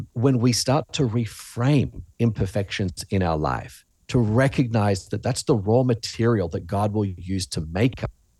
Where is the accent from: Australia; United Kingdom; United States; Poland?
Australia; accent: Australian; you talked about my accent earlier, mm-hmm, Australia.